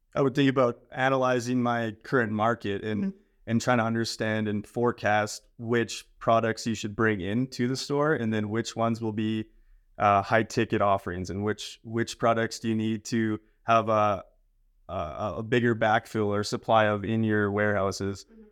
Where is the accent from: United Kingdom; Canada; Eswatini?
Canada; Lumsden, Saskatchewan; now in United States; I'm from Lumsden, Saskatchewan, okay. Canada.